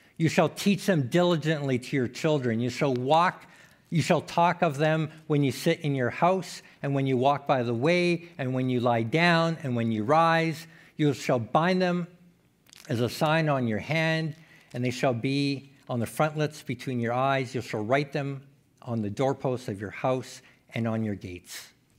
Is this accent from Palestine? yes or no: no; Saskatchewan, Canada; also born or lived in Manitoba; now in Saskatoon, Canada; I was born in Saskatchewan, then kinda moved away